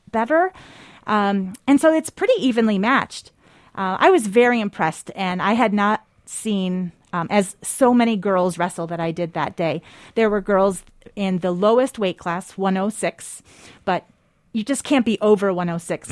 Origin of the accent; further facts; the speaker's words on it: Spencerport, New York, United States; moved away; I am from a small town, uh, west of Rochester, New York